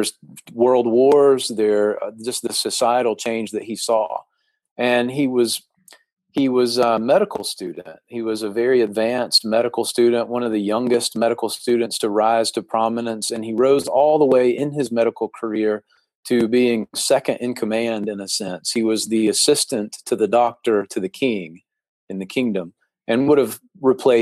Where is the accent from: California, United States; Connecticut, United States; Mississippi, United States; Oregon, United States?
Mississippi, United States; I'm from Mississippi